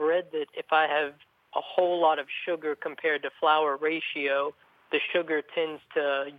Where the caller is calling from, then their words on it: Louisville, Kentucky, United States; I'm calling from Louisville, Kentucky.